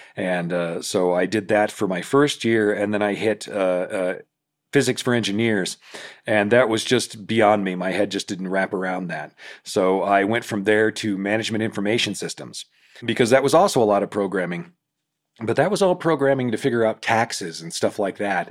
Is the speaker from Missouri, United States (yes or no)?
yes; Independence, Missouri, United States; Independence, which is my hometown, Independence, Missouri.